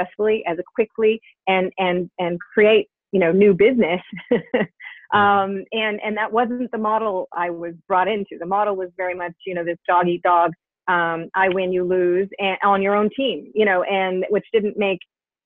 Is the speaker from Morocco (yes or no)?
no; Canada; I am Canadian